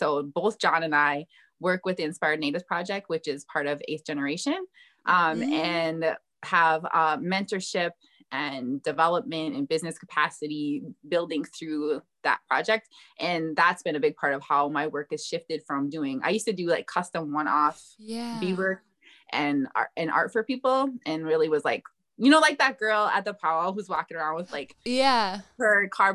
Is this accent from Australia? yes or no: no; Fond du Lac, Minnesota, United States; I'm from Fond du Lac